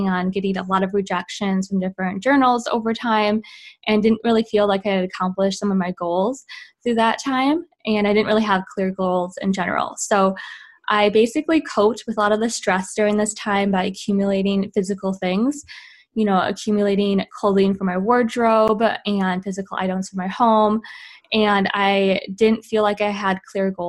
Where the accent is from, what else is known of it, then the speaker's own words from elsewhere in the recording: Midwest, United States; moved away as an adult; also born or lived in Utah; now in California, United States; I am originally from the Midwest, came out to USC in California, and spent 9 years training here